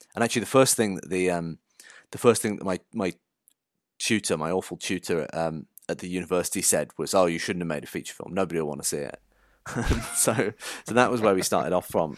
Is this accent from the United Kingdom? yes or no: yes; Shropshire, West Midlands, United Kingdom; I grew up in Shropshire in the middle of the countryside.